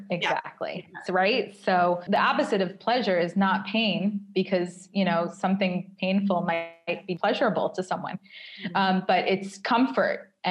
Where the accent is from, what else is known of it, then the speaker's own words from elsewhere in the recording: New York, United States; now in Tel Aviv, Israel; when I'm walking around Tel Aviv, or if I go on a date with someone from Tel Aviv and they say, Where are you from? and I say New York, they get personally angry